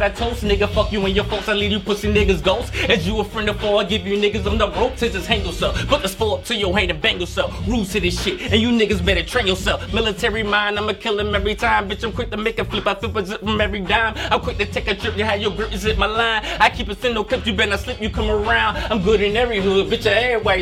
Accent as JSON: {"language": "English", "area": "Low Country", "region": "South Carolina", "country": "United States", "tie": "born or raised there", "also_born_or_lived": "Philadelphia, Pennsylvania", "moved": "as an adult", "lives_now": "Atlanta, United States", "said": "I was born in Philadelphia, but I was raised in South Carolina, the Low Country part"}